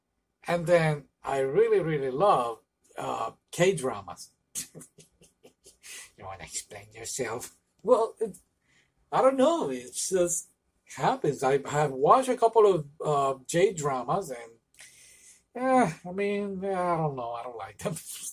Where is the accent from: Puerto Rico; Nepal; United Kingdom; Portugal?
Puerto Rico; moved away; Well, I'm from Puerto Rico, and in Puerto Rico, they, back when I used to live over there